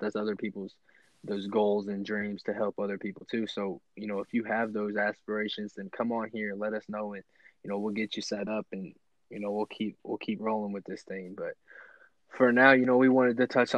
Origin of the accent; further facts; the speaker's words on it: Nebraska Panhandle, United States; Me, you and T, you know, we're coming together from Nebraska, from the Panhandle